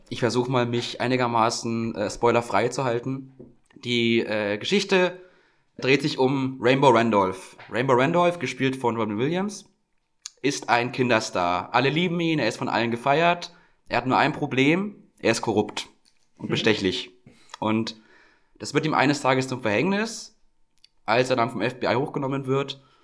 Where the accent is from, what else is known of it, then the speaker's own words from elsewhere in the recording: Franconia, Bavaria, Germany; bei uns, wo ich herkomme, Standard so. Im Frankenland